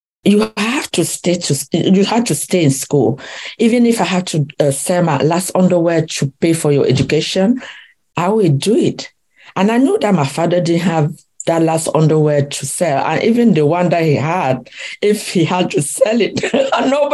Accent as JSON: {"language": "English", "region": "West", "country": "Cameroon", "tie": "born or raised there", "moved": "as an adult", "lives_now": "United States", "said": "I was born in Cameroon, in the village of called Bankonji, in the west part of Cameroon. And I grew up in Cameroon, and in 1991 I moved to the US with my family"}